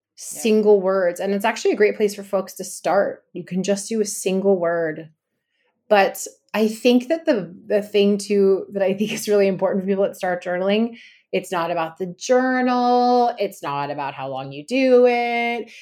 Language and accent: English; Los Angeles, California, United States; I'm from Los Angeles, California